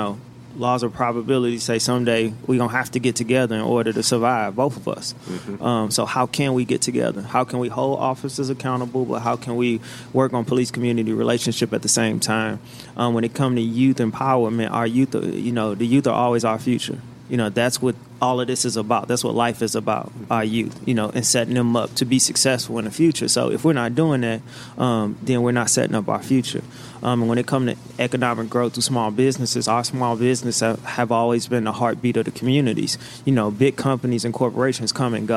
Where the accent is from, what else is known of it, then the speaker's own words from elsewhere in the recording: St. Louis, Missouri, United States; We're both from the South Side